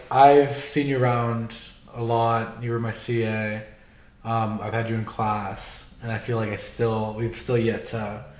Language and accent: English; Miami, Florida, United States; I'm from Miami, Florida.